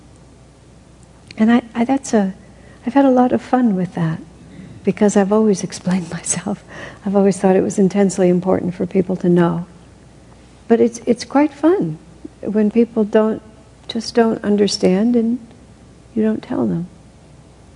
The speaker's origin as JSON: {"language": "English", "country": "United States", "said": "being an American"}